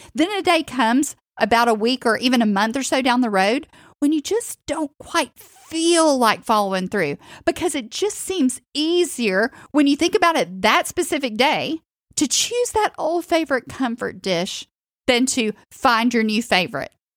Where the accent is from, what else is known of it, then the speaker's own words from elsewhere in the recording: the South, United States; I'm from the South